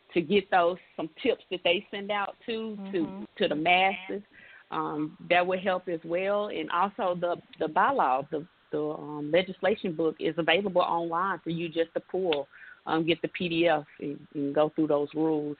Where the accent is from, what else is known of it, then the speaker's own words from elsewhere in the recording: Memphis, Tennessee, United States; moved away as an adult; also born or lived in Miami, Florida / Washington, D.C.; I grew up in Memphis, Tennessee